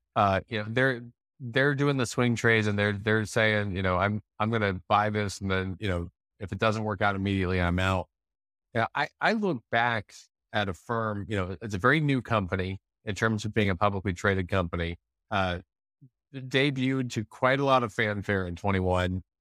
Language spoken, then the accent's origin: English; United States; I'm an American